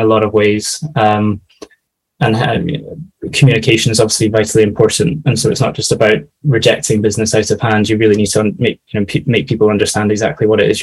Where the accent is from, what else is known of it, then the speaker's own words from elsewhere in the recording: Scotland, United Kingdom; moved away as an adult; also born or lived in London; I'm originally from Scotland, and so I moved down to London for the job